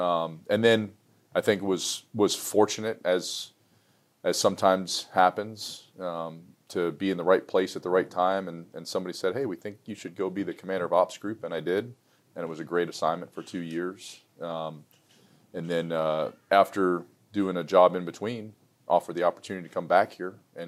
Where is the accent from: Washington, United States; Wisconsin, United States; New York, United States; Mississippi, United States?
New York, United States; New York City; I was born in New York City